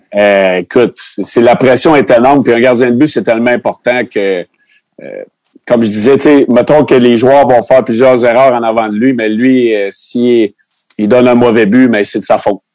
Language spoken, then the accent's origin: French; Sherbrooke, Quebec, Canada; on vient de Sherbrooke